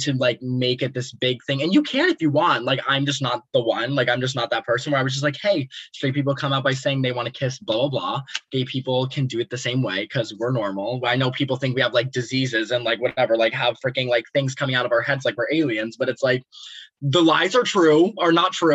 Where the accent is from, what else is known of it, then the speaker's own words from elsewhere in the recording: Palm Harbor, Florida, United States; I'm from Palm Harbor, Florida